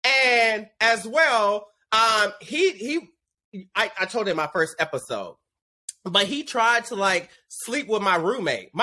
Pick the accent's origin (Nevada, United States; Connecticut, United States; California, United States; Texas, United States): Texas, United States; Dallas; now in Los Angeles, United States; my hometown of Dallas